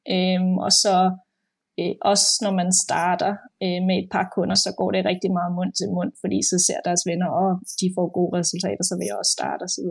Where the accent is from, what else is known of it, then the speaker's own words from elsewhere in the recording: Denmark; moved away as an adult; also born or lived in Copenhagen, Denmark; now in London, United Kingdom; jeg er født og opvokset i Danmark, øh, og øh, boede i København også mange år